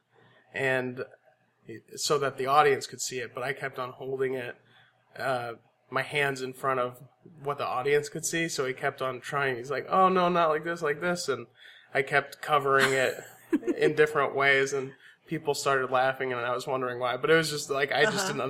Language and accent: English; Aurora, Colorado, United States; also born or lived in San Antonio, Texas / Boerne, Texas; now in Austin, United States; most of my childhood was in Aurora, Colorado